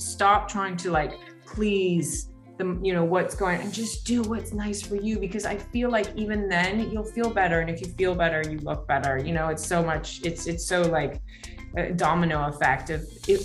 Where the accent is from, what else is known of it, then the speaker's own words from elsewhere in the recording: New York, United States; I'm from New York